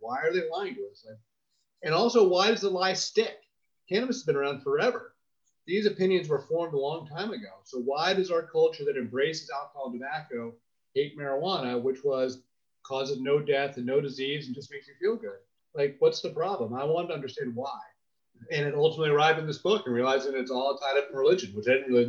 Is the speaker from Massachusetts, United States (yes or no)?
no; Washington, District of Columbia, United States; So I grew up in Washington, D.C. My father works in the federal government. I grew up in and around the government.